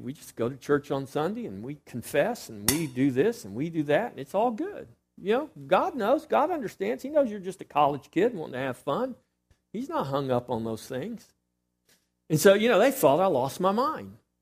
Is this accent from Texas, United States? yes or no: yes; Texas, United States